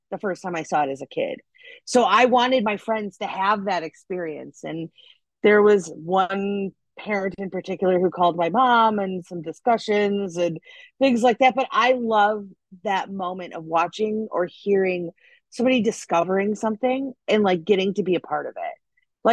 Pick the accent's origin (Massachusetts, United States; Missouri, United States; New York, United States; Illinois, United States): Illinois, United States; Des Plaines; moved away as an adult; now in Los Angeles, United States; I was in Des Plaines. So I literally grew up like right across the street from O'Hare.